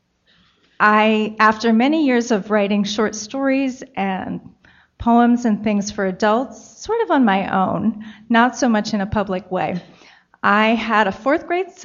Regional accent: Baltimore, Maryland, United States; I grew up in Maryland, in the Baltimore area

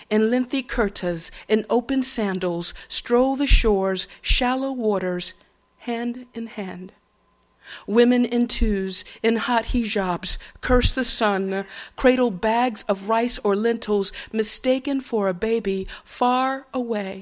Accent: Atlanta, Georgia, United States; moved away; growing up in Atlanta, Georgia, the way I did

